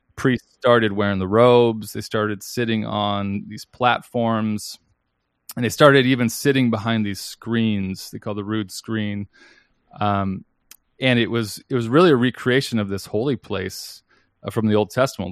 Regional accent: Seattle, Washington, United States; moved away as an adult; also born or lived in Denver; I'm a pastor at a church called North Seattle Church, and I'm there mostly because that's the church I grew up in.

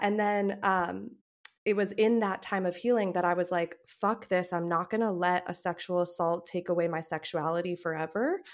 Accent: United States; I'm an American

